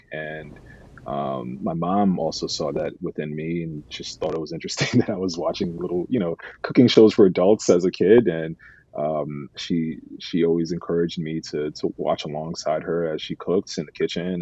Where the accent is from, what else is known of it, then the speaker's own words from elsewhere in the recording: New York City, New York, United States; I grew up in New York City